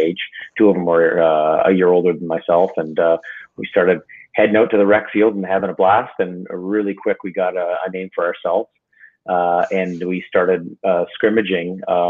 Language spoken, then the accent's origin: English; Windsor, Ontario, Canada; moved away as an adult; also born or lived in Detroit, Michigan / Montreal; I'm from Windsor, Ontario, up in Canada